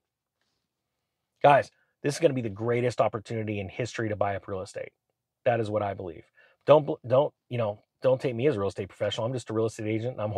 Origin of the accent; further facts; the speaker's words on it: California, United States; my hometown in California